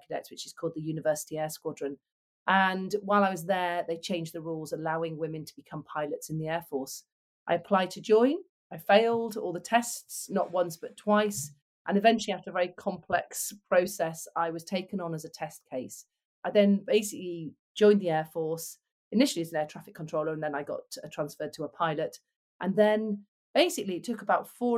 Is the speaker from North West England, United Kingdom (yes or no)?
yes; Manchester, North West England, United Kingdom; I grew up in Manchester, very working class background